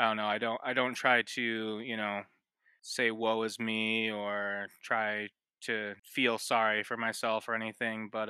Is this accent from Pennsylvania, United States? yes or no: no; Ypsilanti, Michigan, United States; I'm from Ypsilanti, Michigan